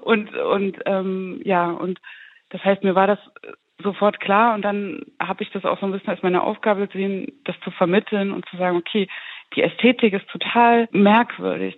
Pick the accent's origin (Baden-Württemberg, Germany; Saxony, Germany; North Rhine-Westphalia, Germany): Saxony, Germany; the area between Zwickau and Schneeberg; ich bin ja aus Sachsen, ich bin aus der Region zwischen Zwickau und Schneeberg